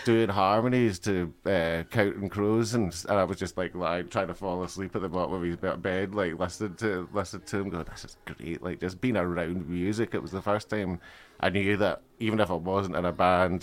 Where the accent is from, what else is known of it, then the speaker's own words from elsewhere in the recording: Alloway, Scotland, United Kingdom; also born or lived in Durham / Galway; when I was 3 and a half years, we moved to like the scheme in Alloway, which isn't a scheme at all.